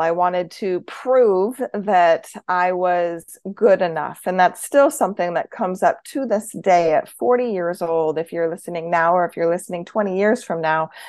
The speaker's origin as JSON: {"language": "English", "region": "Idaho", "country": "United States", "tie": "born or raised there", "said": "I was born in Idaho"}